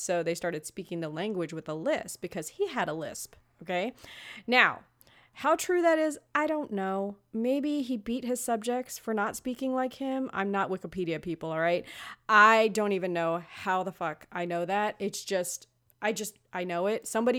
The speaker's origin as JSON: {"language": "English", "town": "Los Angeles", "region": "California", "country": "United States", "tie": "born or raised there", "said": "Growing up in Los Angeles, you would think a girl could speak some Spanish. I only knew the bad words."}